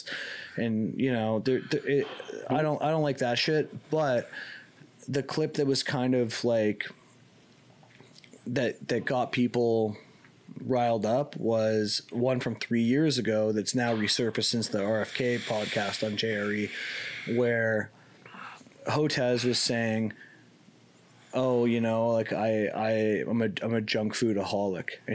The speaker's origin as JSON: {"language": "English", "country": "Canada", "said": "I'm Canadian."}